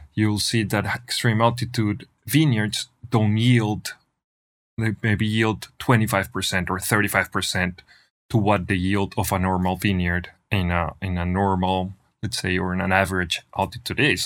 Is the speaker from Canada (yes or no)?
no; Manizales, Caldas, Colombia; moved away as an adult; now in Argentina; born and raised in Colombia, in, in a, in, in Manizales, Colombia, which is in the middle of the coffee region